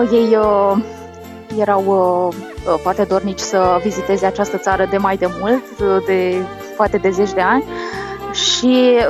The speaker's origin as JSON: {"language": "Romanian", "town": "Iași", "region": "Iași County", "country": "Romania", "also_born_or_lived": "Botoșani", "said": "vin din uh din Iași, născută în Botoșani."}